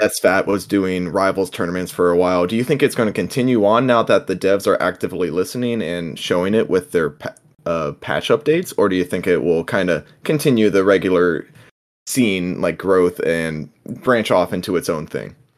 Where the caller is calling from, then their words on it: Ohio, United States; I'm calling in from Ohio